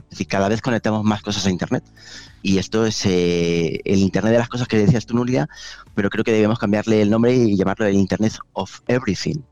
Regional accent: Valencia, Valencian Community, Spain; also born or lived in Madrid / Rome; yo soy originalmente de Valencia

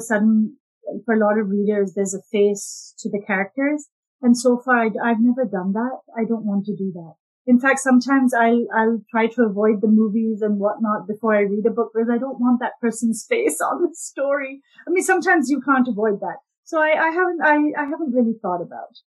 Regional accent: Pakistan; I've grown up in the Pakistani culture

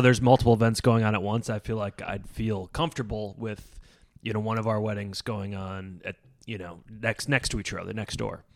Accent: Endicott, New York, United States; my hometown, like, Endicott, Bin, Binghamton area, but I'm, like, the suburbs of Binghamton

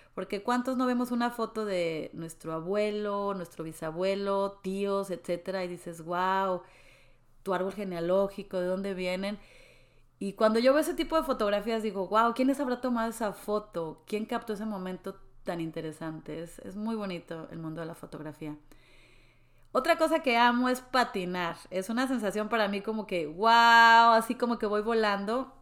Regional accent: Mexico City, Mexico; moved away as an adult; also born or lived in Mérida; now in Dallas, United States; Yo soy de la Ciudad de México, una ciudad hermosa.

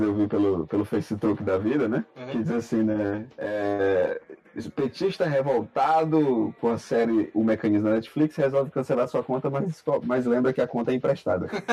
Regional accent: Brazil; a gente é brasileiro na política

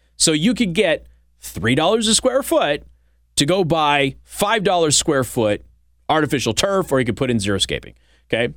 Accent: Southwest, United States; moved away; I was from the Southwest.

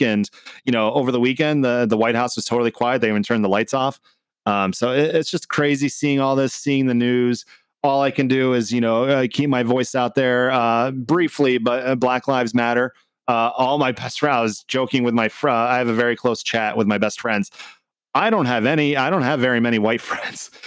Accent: Canada; also born or lived in Lebanon; now in United States; I was born in Canada. I am a U S citizen now

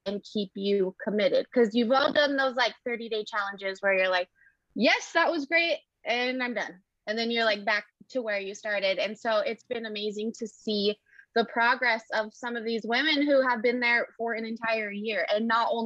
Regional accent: Kearns, Utah, United States; moved away as an adult; now in Idaho, United States; I'm actually from Kearns, Utah.

